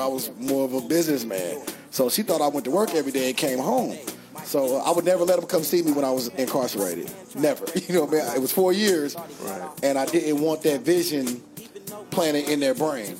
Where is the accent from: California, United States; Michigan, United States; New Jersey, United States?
California, United States; San Francisco; now in Louisville, United States; I was born in San Francisco, so I was from the Bay Area. Uh, raised in the Bay Area